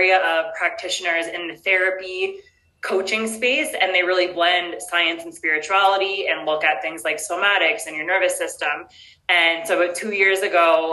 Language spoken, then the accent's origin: English; Newmarket, Ontario, Canada; first language English; moved away as an adult; also born or lived in Mexico; now in Colombia; I'm from Newmarket, which is actually like 45 minutes north of Toronto